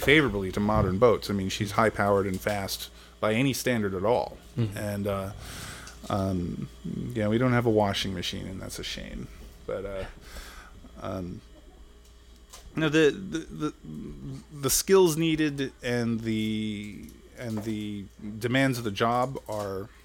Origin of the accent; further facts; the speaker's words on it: Long Island, New York, United States; moved away as an adult; now in Maryland, United States; I grew up in Long Island, New York, and I came to Maryland in 1990 to go to college.